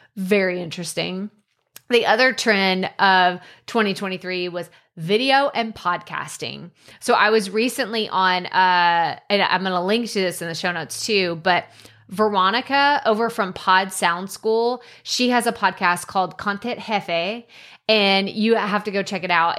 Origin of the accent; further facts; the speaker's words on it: United States; as an American